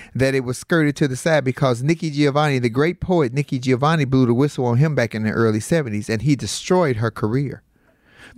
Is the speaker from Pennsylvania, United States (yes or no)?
no; Chicago, Illinois, United States; I'm from Chicago